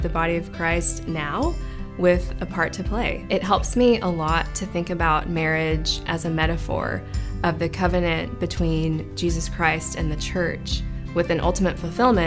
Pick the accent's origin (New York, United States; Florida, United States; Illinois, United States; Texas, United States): Texas, United States; Dallas; moved away as an adult; now in Austin, United States; I am from the Dallas area, and I moved to Austin in 2006 to go to UT